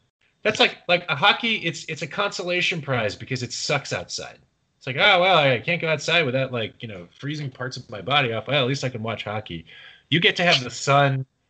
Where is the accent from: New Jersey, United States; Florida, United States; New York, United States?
Florida, United States; moved away; I'm from Florida originally